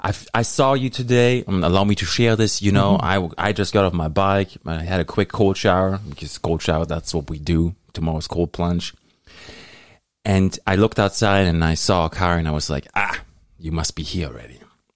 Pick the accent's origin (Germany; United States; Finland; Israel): Germany; English is a second language; now in Canada; I grew up in Germany. There was always this big rival against the Italian soccer team and the German soccer team.